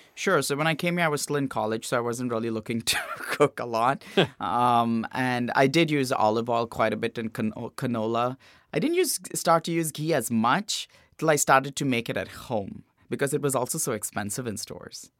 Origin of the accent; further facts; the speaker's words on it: Mumbai, Maharashtra, India; moved away; also born or lived in Cincinnati; I grew up in a little suburb of Bombay called Bandra